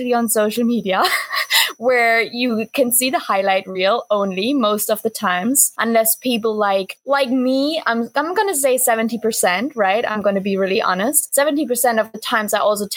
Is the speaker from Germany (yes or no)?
yes; East Germany, Germany; now in Bali, Indonesia; I was born in East Germany, and that means I was born behind the wall.